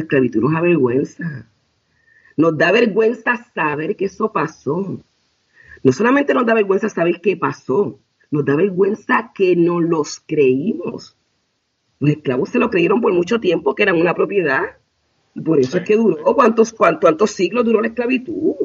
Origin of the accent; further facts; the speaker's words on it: Puerto Rico; yo soy de Puerto Rico